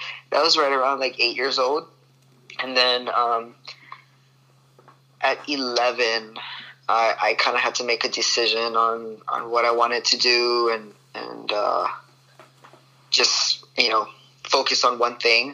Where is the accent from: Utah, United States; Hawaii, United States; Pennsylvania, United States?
Hawaii, United States; Honolulu; moved away as an adult; now in Georgia, United States; I'm obviously born and raised in Hawaii. After I finished high school, I moved to Georgia to pursue my golf career.